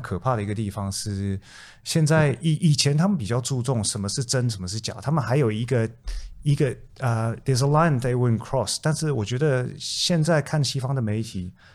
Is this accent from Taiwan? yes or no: yes; Taiwan; now in Australia; 从小在台湾出生